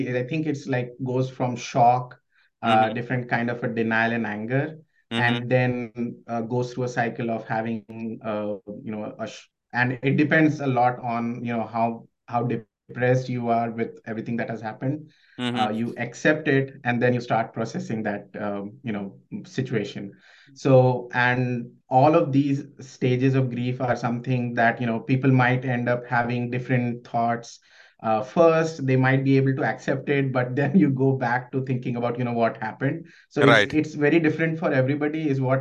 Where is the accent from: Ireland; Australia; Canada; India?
India; moved away as an adult; now in United States; I'm originally from India